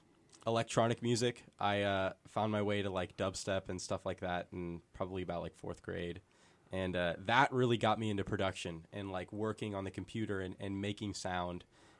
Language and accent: English; Davis, California, United States; also born or lived in Grass Valley; But I just say Grass Valley, and then I moved to Davis probably about kindergarten.